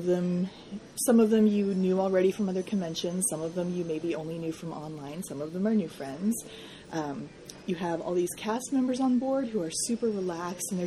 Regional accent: Portland, Oregon, United States; I am from Portland, Oregon

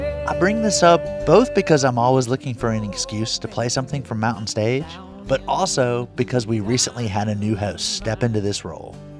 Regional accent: Appalachia, United States; I grew up outside the coal fields, but coal still had a big role in shaping my town. I lived in the railroad belt around Appalachian coal country

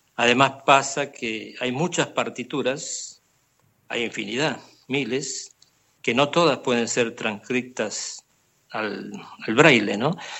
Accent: Argentina; moved away as an adult; now in Barcelona, Spain; he resido en Barcelona hace 22 años, pero procedo de Argentina. Hice toda la carrera musical en Argentina

